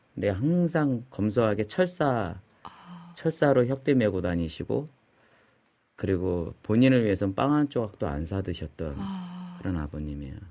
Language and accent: Korean; Chungju, North Chungcheong, South Korea; 우리 그 시골 충주가 제 고향인데